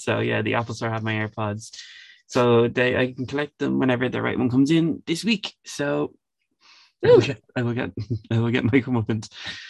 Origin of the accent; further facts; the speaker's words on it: Ireland; we are not American. However, I consider myself to be a citizen of the world, not just Ireland